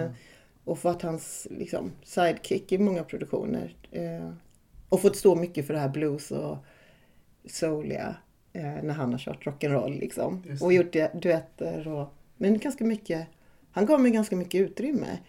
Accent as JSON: {"language": "Swedish", "town": "Värnamo", "region": "Jönköping County", "country": "Sweden", "tie": "born or raised there", "also_born_or_lived": "Malmö", "accent": "lite småländska", "moved": "yes", "said": "jag är uppvuxen i Värnamo och i Hårda som ligger utanför Värnamo"}